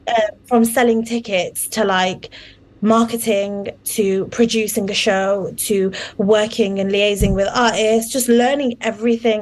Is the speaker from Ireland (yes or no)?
no; United Kingdom; a British Muslim Bengali woman who's grown girl who's grown up in in the UK